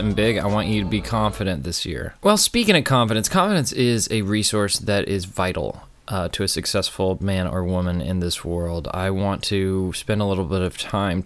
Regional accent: Austin, Texas, United States; moved away as an adult; also born or lived in New York City; my hometown of Austin, Texas

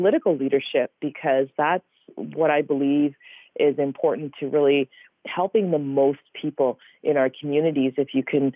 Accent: Pickering, Ontario, Canada; my memory of coming to Canada and growing up in Pickering. I still remember my kindergarten teacher

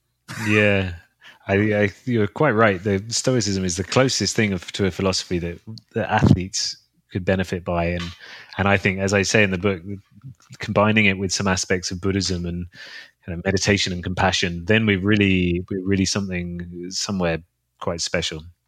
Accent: London, United Kingdom; in London, in my hometown

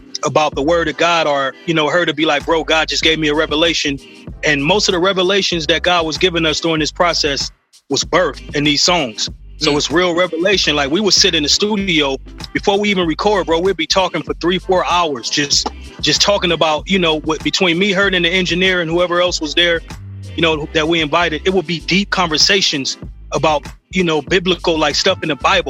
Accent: Los Angeles, California, United States; I'm from South Central, man. South Central LA.

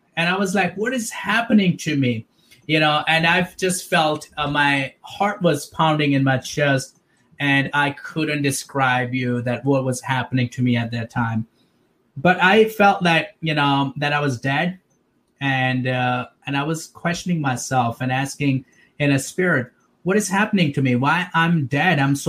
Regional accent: Pakistan; I was born and raised in Pakistan

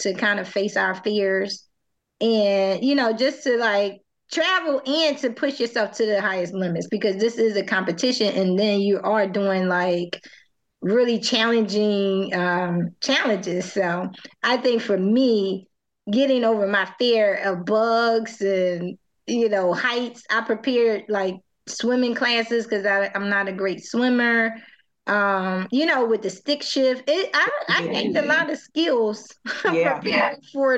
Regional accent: Philadelphia, Pennsylvania, United States; we're from Philly

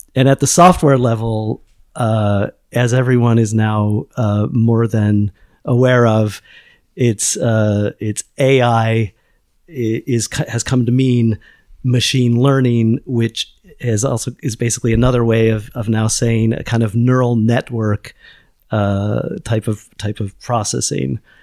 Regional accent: United States; moved away as an adult; now in Lisbon, Portugal; I'm an American

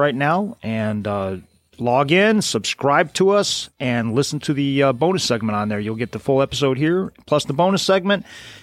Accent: Cleveland, Ohio, United States; I'm from Cleveland, Ohio

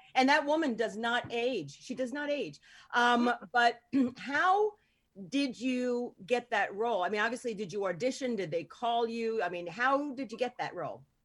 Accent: Hoboken, New Jersey, United States; also born or lived in North Bergen, New Jersey; I grew up in like Hoboken

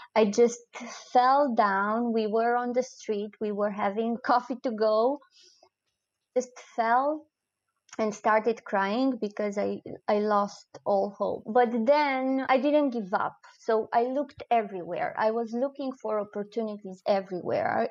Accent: Romania; English is a second language; moved away as an adult; also born or lived in Cluj-Napoca, Romania; now in Breda, Netherlands; I didn't want to leave Romania. It has never crossed my mind that I will uh, leave uh, my home country

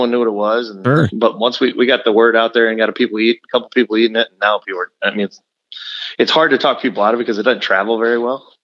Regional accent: Texas, United States; now in Omaha, United States; I grew up in South Texas on the border of Louisiana and Texas, and I ate a lot of boudin.

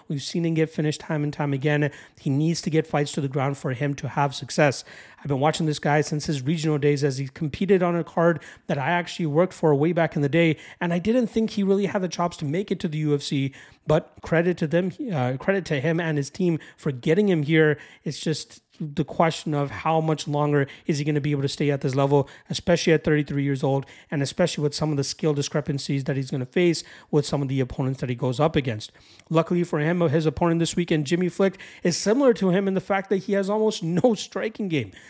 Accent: Toronto, Ontario, Canada; my hometown of Toronto, Ontario, Canada. I guess I'm just outside of Toronto

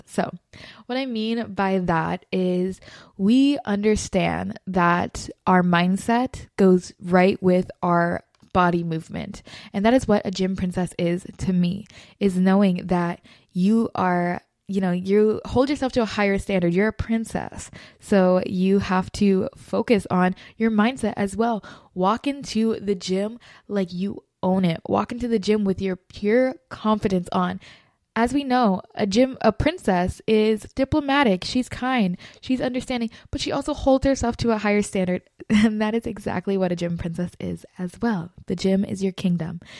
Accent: Florida, United States; moved away; I'm originally from Florida

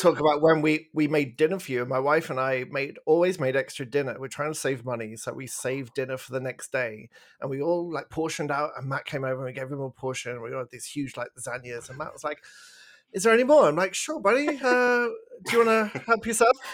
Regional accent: England, United Kingdom; moved away as an adult; now in Canada

